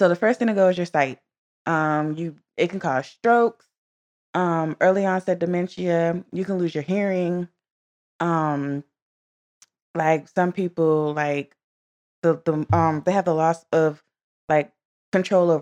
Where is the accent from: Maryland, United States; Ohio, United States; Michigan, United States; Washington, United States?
Maryland, United States; I'm from Maryland.